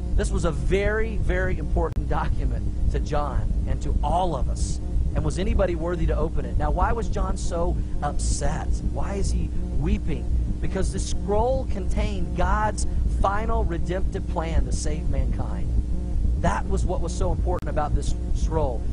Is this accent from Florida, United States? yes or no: no; Tulsa, Oklahoma, United States; I grew up in Tulsa, Oklahoma